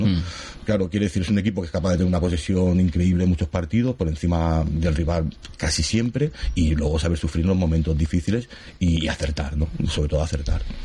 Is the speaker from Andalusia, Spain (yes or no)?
no; Gavà, Catalonia, Spain; yo soy gabanés, yo nacido aquí, yo soy del Gabá